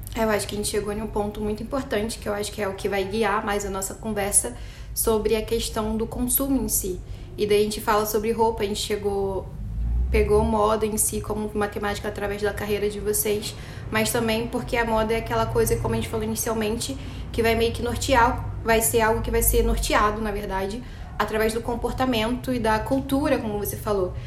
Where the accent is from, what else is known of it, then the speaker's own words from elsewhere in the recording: Duque de Caxias, Rio de Janeiro, Brazil; eu que sou do Rio de Janeiro, que venho da Baixada Fluminense e Caxias